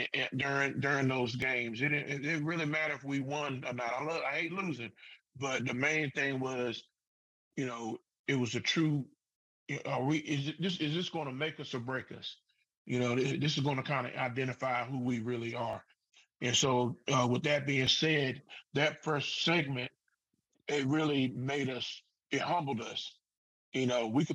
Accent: Southern Pines, North Carolina, United States; I'm a homeboy. I want to see my, you know, I want to beat my hometown team

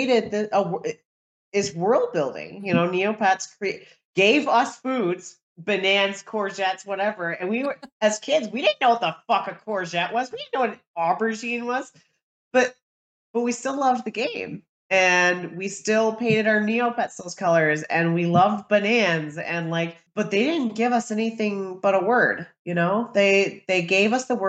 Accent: United States; as an American

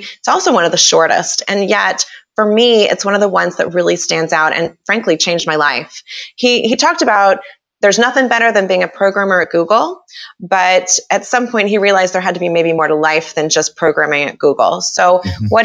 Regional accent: Kansas City, United States; I'm from Kansas City. This is where I live now. It's where I grew up

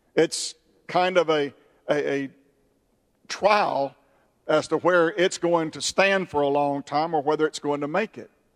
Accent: United States; I am an American and I'm proud to be an American.

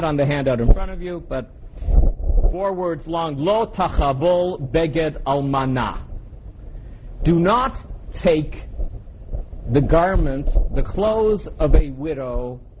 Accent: Canada; I come from Canada

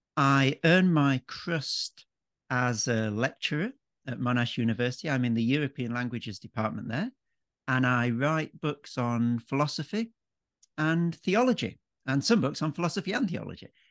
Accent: Yorkshire and the Humber, United Kingdom; moved away as an adult; also born or lived in Cambridge; now in Melbourne, Australia; an Englishman. Um, so born and brought up in Yorkshire, uh, in the north of England

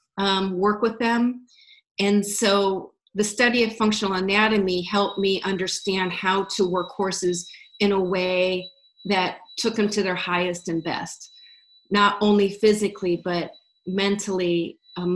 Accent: Iowa, United States; moved away; also born or lived in Wisconsin; I was originally from Iowa

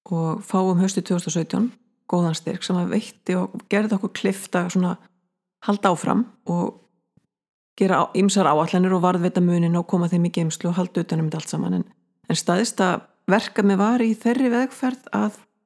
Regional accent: Snæfellsnes, Western Region, Iceland; now in Borgarnes, Iceland; ég fættu uppalinn á Snæfellsnesi, minniborg, Mikloseppi

